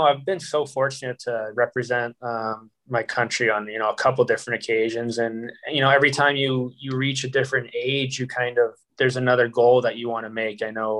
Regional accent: Marshfield, Massachusetts, United States; I'm originally from Marshfield, Massachusetts. Kind of grew up playing hockey there my whole life.

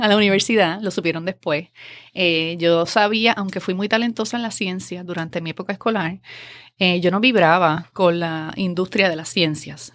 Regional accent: Adjuntas, Puerto Rico; moved away as an adult; also born or lived in Ponce, Puerto Rico / Río Piedras, Puerto Rico; fui a nacer a Ponce, pero me crié toda mi vida en Adjuntas

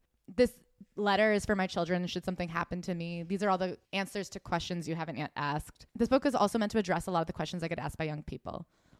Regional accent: San Francisco, California, United States; I grew up in San Francisco, where there are plenty of Asian men to choose from.

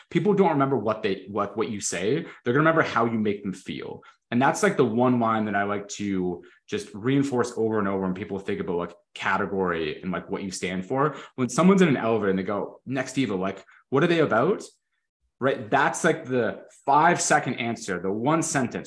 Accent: Canada; I'm Canadian

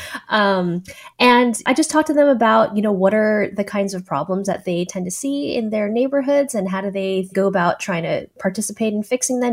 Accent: San Francisco, California, United States; I'm from San Francisco

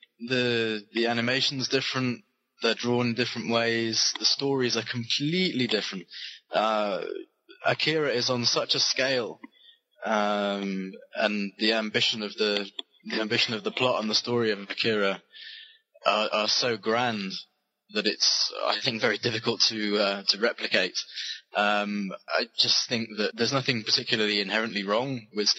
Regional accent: United Kingdom; also born or lived in London; being British and obviously living in London

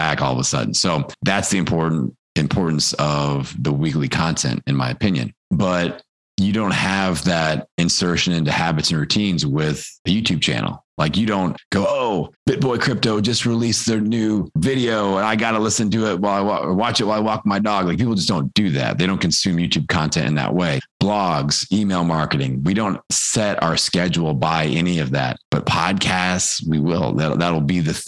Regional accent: Midwest, United States; I'm from the Midwest

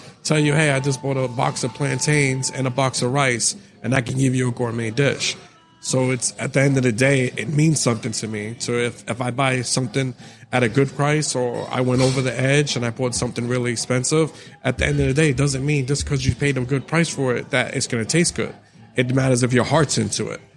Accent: New York City, New York, United States; I grew up in the Bronx in New York

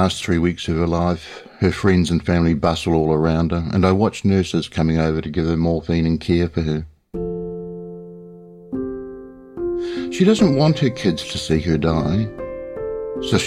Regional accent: New Zealand; a large hospital system near where I grew up in New Zealand

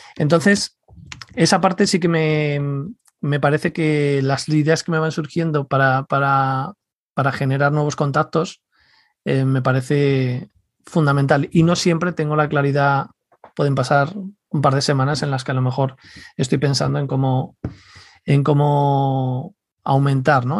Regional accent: Leganés, Community of Madrid, Spain; yo crecí en Leganés

